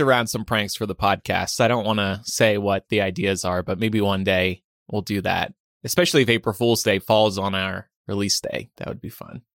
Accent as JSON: {"language": "English", "region": "New Jersey", "country": "United States", "tie": "born or raised there", "said": "I was growing up in South Jersey"}